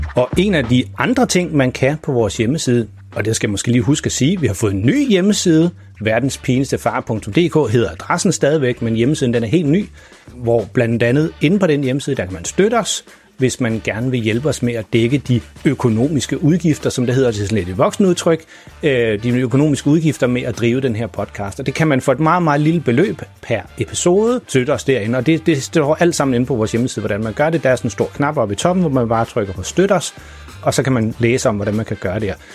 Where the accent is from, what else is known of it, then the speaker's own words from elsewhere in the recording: Farum, Capital Region of Denmark, Denmark; moved away; jeg er nemlig selv opvokset i Farum